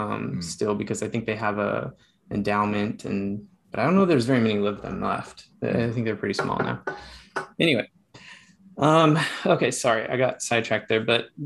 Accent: Heber City, Utah, United States; born there; I was born in Utah, actually, Heber City, Utah, 1982.

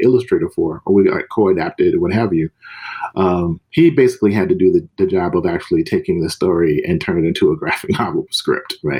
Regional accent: Mississippi, United States; I'm from the South, myself, yeah. from Mississippi

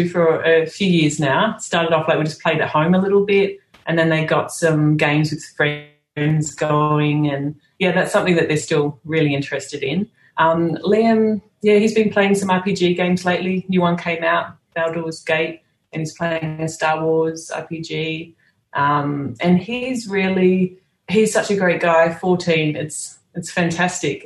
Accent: Sydney, New South Wales, Australia; moved away as an adult; also born or lived in Singapore / Dubai / Netherlands; I'm from Sydney

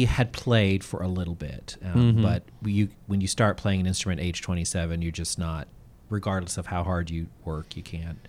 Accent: United States; even though I grew up in the United States, but being on the mission field, being truly a minority, and for a lot of the time being homeschooled, the family is very important.

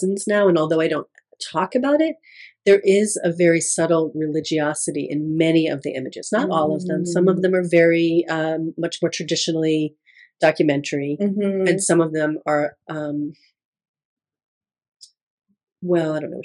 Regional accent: Connecticut, United States; also born or lived in Waterbury, Connecticut / Southbury, Connecticut; I grew up in Connecticut

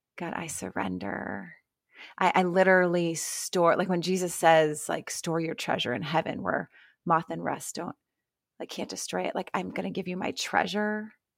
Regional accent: Ohio, United States; I'm from Ohio

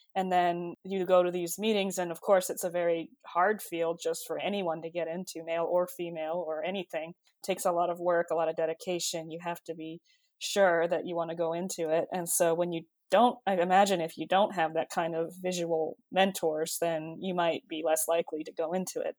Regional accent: California, United States; moved away as an adult; also born or lived in Michigan; now in Chapel Hill, United States; I grew up in California.

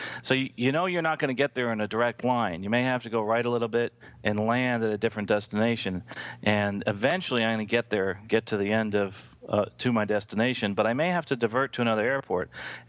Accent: New Jersey, United States; moved away; I grew up in New Jersey

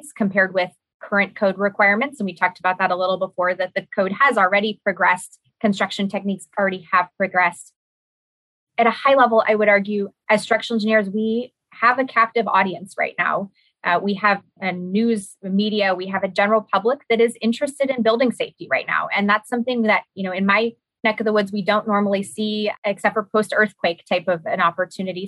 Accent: California, United States; I am from California

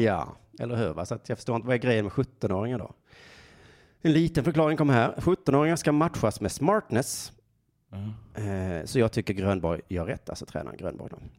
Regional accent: Sweden

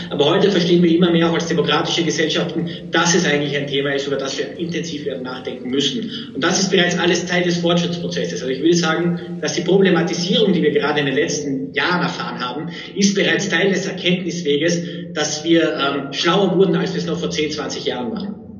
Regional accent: Austria; also born or lived in Munich / Oxford; now in Vienna, Austria; bin ich jetzt wieder nach Wien zurück, bin selber Österreicher.

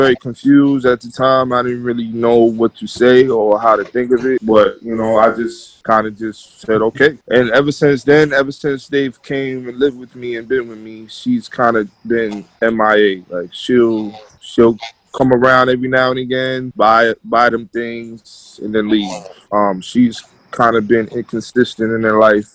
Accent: New York City, New York, United States; now in White Plains, United States; I'm from the Bronx. I live in White Plains

